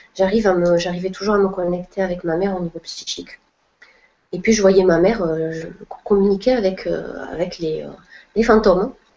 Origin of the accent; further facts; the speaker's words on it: Perpignan, Occitania, France; moved away; also born or lived in Montpellier / Spain; je suis originaire du sud de la France, donc Perpignan